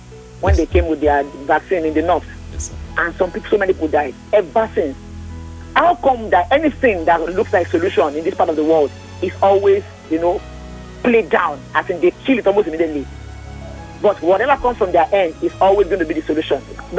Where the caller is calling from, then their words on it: Isolo, Lagos, Nigeria; from Isolo.